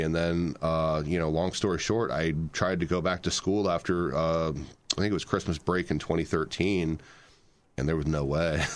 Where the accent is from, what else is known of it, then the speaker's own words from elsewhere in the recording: Fort Wayne, Indiana, United States; I'm from Fort Wayne, Indiana. We grew up here.